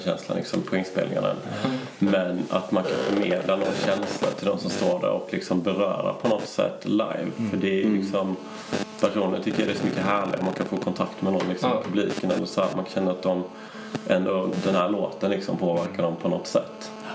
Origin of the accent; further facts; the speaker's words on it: Sweden; vi var där från Sverige